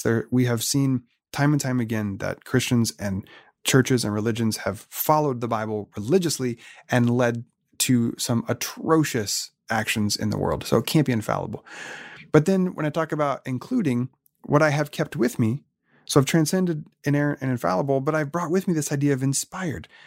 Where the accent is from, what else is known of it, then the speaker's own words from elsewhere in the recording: Oregon, United States; now in San Diego, United States; I was born and raised in Oregon